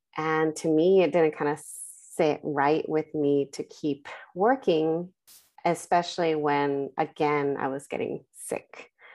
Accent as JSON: {"language": "English", "town": "Los Angeles", "region": "California", "country": "United States", "tie": "born or raised there", "said": "I was, uh, born and raised in Southern California in the San Fernando Valley. in the Selmar, uh, San Fernando Pacoima area"}